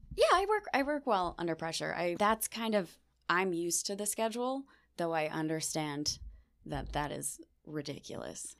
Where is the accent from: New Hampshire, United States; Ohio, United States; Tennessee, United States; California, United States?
Ohio, United States; Beachwood; moved away as an adult; now in New York, United States; I grew up in Beechwood my whole life.